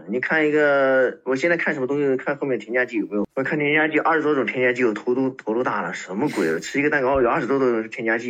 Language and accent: Chinese; China; now in Denmark; 平常我都见不到别的中国人的，公司里面就我一个中国人。